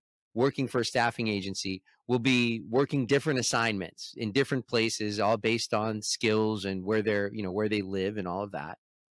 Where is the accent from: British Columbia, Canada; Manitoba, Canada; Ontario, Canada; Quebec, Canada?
Ontario, Canada; Toronto; born there; And then I was born in Toronto, in the 1970s.